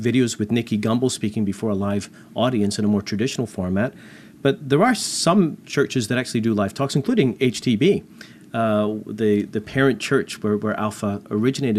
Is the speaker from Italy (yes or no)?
no; Canada; I'm not American, I'm Canadian